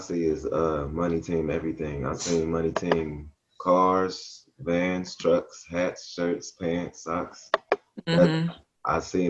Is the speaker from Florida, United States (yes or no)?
no; Chicago, Illinois, United States; I'm from Chicago